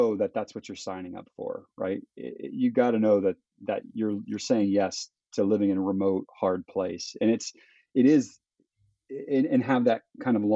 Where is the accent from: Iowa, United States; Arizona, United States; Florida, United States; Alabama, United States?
Florida, United States; moved away as an adult; now in Peru; I come from Florida, from the suburbs